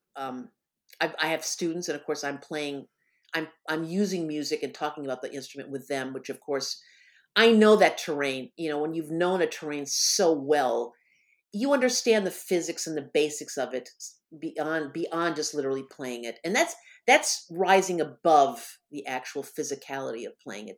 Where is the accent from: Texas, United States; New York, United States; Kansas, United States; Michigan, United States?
Michigan, United States; moved away as an adult; also born or lived in Bloomington, Indiana; I was gonna move away from Bloomington, Indiana, to my home state of Michigan